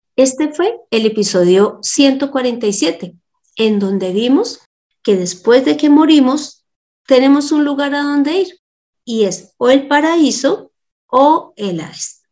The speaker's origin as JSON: {"language": "Spanish", "country": "Colombia", "tie": "born or raised there", "said": "Cuando nosotros nacimos en Colombia"}